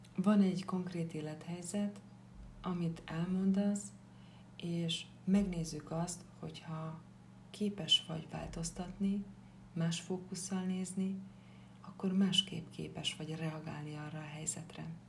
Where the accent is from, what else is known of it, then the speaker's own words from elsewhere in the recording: Upper Hungary, Felvidék, Slovakia; also born or lived in Bratislava; Egy kis felvidéki falucskából származom.